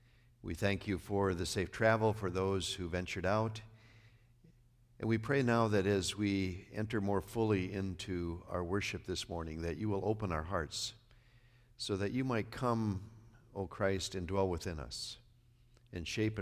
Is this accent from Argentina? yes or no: no; North Dakota, United States; Well, I grew up in Northwest North Dakota, so.